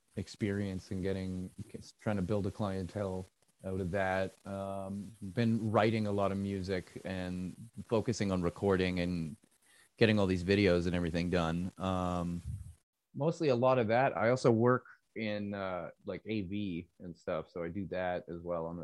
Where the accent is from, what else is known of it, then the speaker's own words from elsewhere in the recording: Niagara Falls, Ontario, Canada; also born or lived in Saskatchewan; now in Toronto, Canada; I mostly grew up around like the Niagara area. My parents moved me out there when I was like 7, and I was there from like around that time